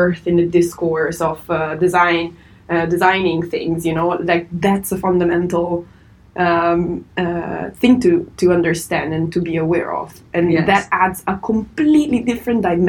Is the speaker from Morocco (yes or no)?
no; Italy; I was born and raised in Italy